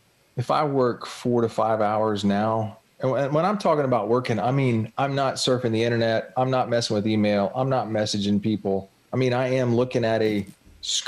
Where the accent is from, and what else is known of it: Jacksonville, Florida, United States; born or raised there